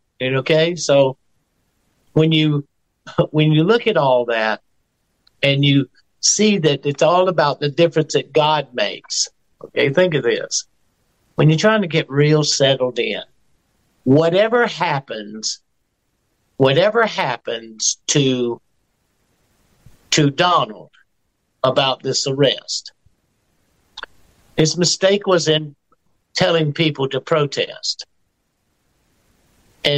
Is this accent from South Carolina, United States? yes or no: yes; South Carolina, United States; I'm from South Carolina